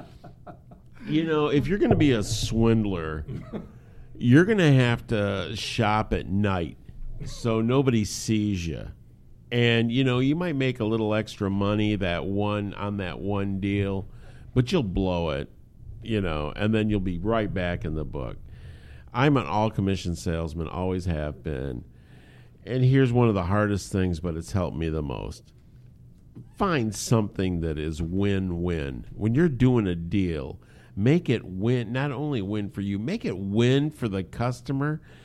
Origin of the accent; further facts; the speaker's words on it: United States; us being American males